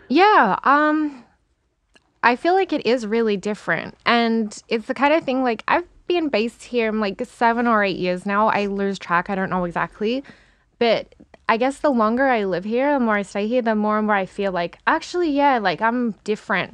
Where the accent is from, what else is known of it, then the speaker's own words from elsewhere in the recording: Melbourne, Victoria, Australia; moved away; also born or lived in Perth; I was born in Perth, but, um, my family moved to Melbourne when I was still a baby. So Melbourne's my hometown